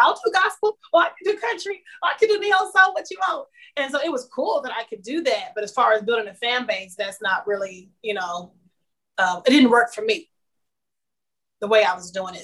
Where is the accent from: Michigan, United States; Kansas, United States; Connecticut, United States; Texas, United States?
Kansas, United States; Kansas City; moved away as an adult; now in Nashville, United States; I'm from Kansas City, Kansas originally